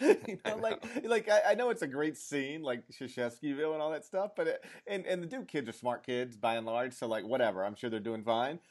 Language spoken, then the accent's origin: English; Mississippi, United States; I grew up in Mississippi